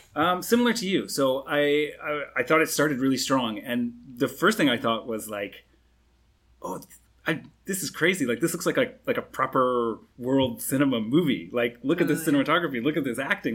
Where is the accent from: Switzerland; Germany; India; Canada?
Canada; now in Singapore; I'm a Canadian